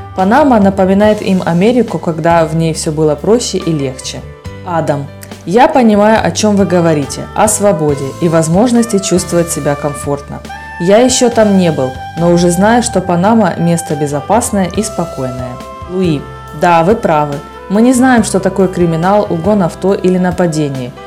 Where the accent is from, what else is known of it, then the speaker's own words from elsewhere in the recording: Dublin, Ireland; also born or lived in Germany; now in Panama; вырос в Дублине, в маленьком городке